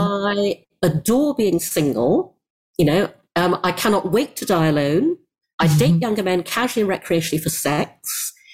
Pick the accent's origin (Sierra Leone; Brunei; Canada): Brunei; I grew up in Asia, in Brunei